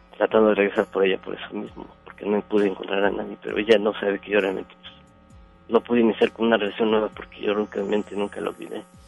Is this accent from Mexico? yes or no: yes; Puebla, Mexico; moved away as an adult; now in Monterrey, Mexico; Yo soy del estado de Puebla. Yo tengo 10 años radicando aquí en Monterrey